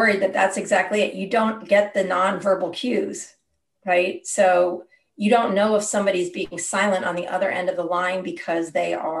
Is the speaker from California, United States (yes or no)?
yes; Berkeley, California, United States; I grew up in Berkeley